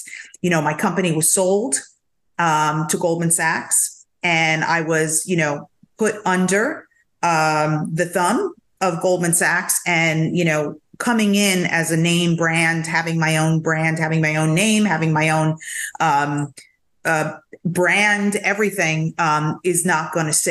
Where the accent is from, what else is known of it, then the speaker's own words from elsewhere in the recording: New York, United States; moved away as an adult; now in Florida, United States; I'm such a New Yorker